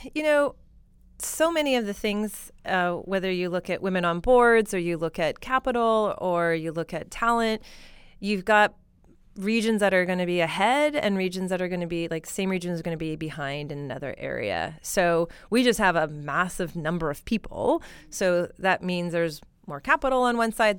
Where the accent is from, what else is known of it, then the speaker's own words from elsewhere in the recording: Alberta, Canada; now in Silicon Valley, United States; I'm from Alberta